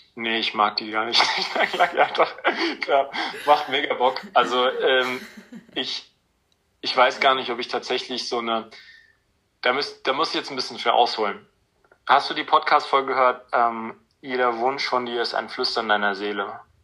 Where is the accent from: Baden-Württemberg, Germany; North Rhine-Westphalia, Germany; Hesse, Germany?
Hesse, Germany; near Frankfurt; bin in der Nähe Frankfurt groß geworden